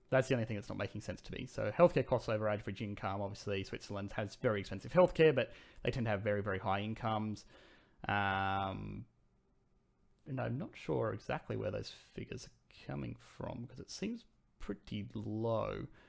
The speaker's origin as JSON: {"language": "English", "town": "Sydney", "region": "New South Wales", "country": "Australia", "said": "I'm from Sydney"}